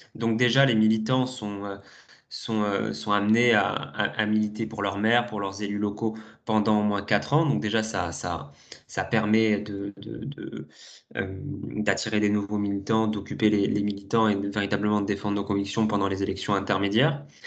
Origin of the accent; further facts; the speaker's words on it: Toulouse, Occitania, France; moved away as an adult; now in Paris, France; je suis toulousain à la base